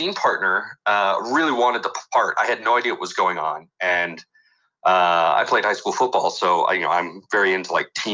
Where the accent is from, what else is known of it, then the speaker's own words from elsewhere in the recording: Selma, California, United States; I was in Central California and in the raisin capital of the world, Selma.